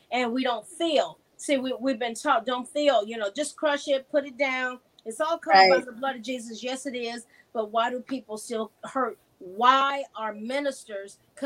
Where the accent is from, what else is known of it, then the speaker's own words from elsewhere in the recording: the South, United States; I was a dyed-in-the-wool liberal with a black twist growing up in the South